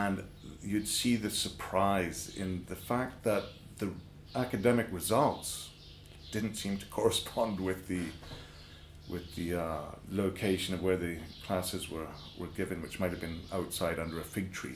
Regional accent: Morna Valley, Ibiza, Balearic Islands, Spain; I grew up in the Morne Valley

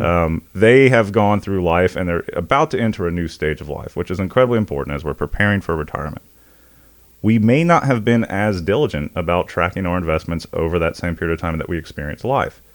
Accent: Indian Trail, North Carolina, United States; we grew up outside of Monroe, North Carolina, a little town called Indian Trail, uh, North Carolina, um, suburb of Charlotte, Union County.

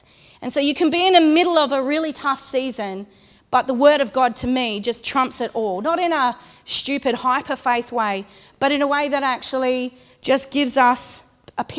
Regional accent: Condobolin, New South Wales, Australia; also born or lived in Ulladulla; I'm from Condobolin, which is outback New South Wales, about 500 kilometres that way.

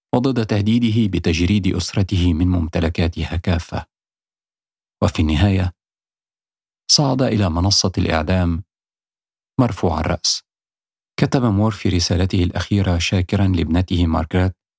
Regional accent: Upper Egypt, Egypt; also born or lived in Cairo, Egypt; now in London, United Kingdom; قريتي بصعيد مصر.

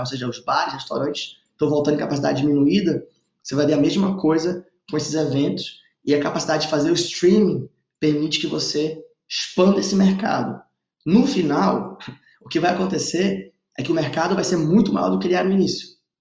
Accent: Manaus, Amazonas, Brazil; moved away; also born or lived in Stanford, California; eu sou amazonense, estava em Manaus

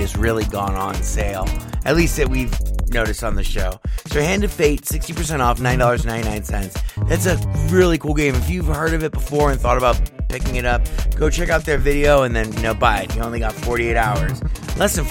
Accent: United States; I'm American

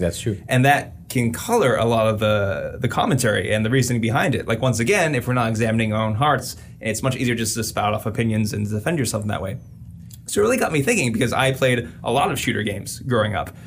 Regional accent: United States

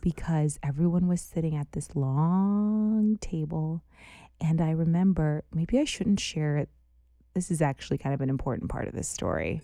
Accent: United States; moved away; I'm an American in a foreign country

